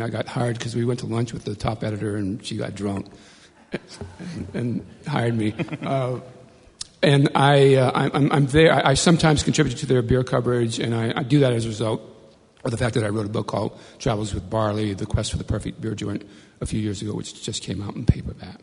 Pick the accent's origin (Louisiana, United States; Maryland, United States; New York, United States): Louisiana, United States; Bayou Black; I grew up in a little place called Bayou Black, Louisiana, deep in the, in the swamps